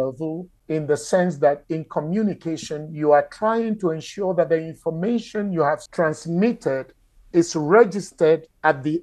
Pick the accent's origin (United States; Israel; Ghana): Ghana; moved away; Ghana, my home country